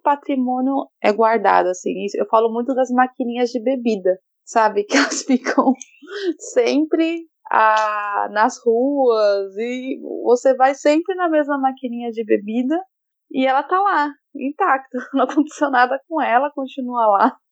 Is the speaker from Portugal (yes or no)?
no; Chile; now in Tokyo, Japan; eu nasci no Chile